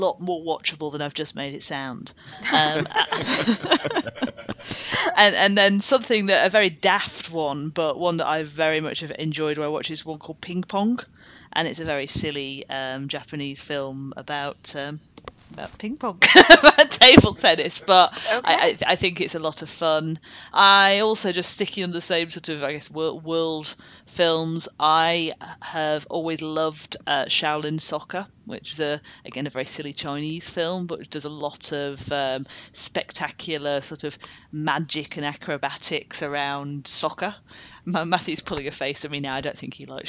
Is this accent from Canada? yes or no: no; United Kingdom; we are British people